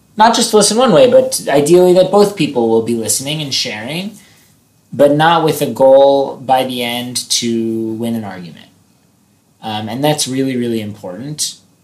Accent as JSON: {"language": "English", "country": "United States", "said": "as an American"}